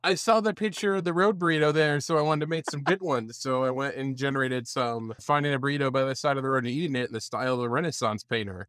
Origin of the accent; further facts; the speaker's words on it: upstate New York, United States; accent: Canadian; now in Ohio, United States; I'm, I'm from upstate New York, and I wanna make it clear that where I live in Ohio is just as far a drive to New York City as where I grew up in New York.